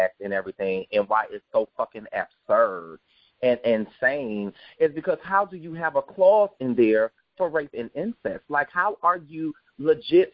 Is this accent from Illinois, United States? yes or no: yes; Peoria, Illinois, United States; I'm from Peoria, Illinois